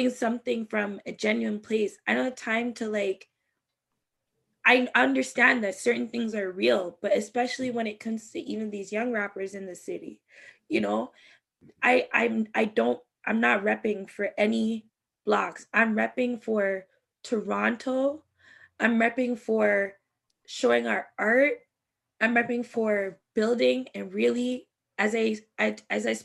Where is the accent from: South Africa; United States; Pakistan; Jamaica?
Jamaica; now in Canada; I'm Jamaican